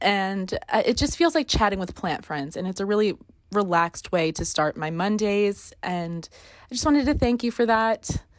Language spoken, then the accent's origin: English; New Jersey, United States; I'm from New Jersey.